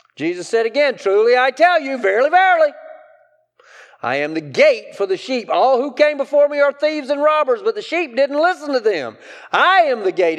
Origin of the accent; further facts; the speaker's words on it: Greenwood, South Carolina, United States; I'm from Greenwood, right? I, I, I, I, I grew up in a textile mill town